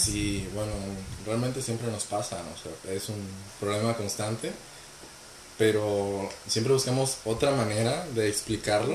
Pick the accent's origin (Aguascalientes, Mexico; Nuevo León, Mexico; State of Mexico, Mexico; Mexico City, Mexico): Nuevo León, Mexico; Monterrey; moved away as an adult; now in Toronto, Canada; Vengo de Monterrey, Nuevo León, México